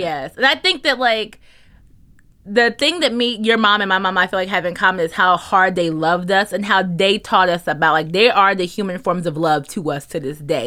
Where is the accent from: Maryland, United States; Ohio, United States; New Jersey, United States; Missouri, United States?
New Jersey, United States; moved away as an adult; also born or lived in New York; we're from New Jersey